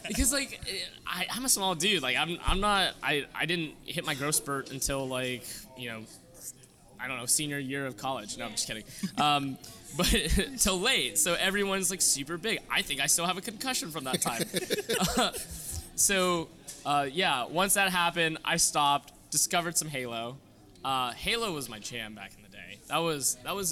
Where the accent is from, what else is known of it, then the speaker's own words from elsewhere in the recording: Pittsburgh, Pennsylvania, United States; I'm from Pittsburgh